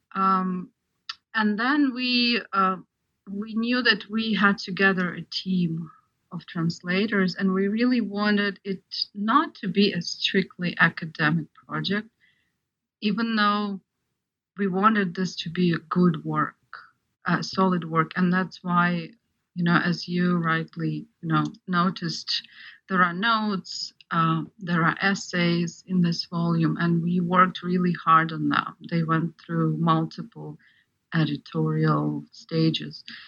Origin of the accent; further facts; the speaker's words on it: Ukraine; moved away; I grew up in Ukraine